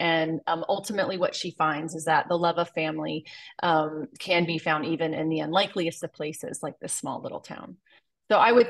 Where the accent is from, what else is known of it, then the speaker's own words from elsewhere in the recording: Ohio, United States; moved away; also born or lived in Whittier; and lived in Ohio. I was born in Ohio. So a lot of my roots are there.